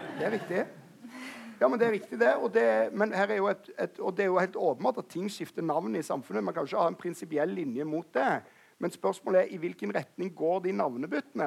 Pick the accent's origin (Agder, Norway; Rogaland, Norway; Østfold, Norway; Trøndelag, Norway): Rogaland, Norway; Stavanger; I Stavanger, der jeg kommer fra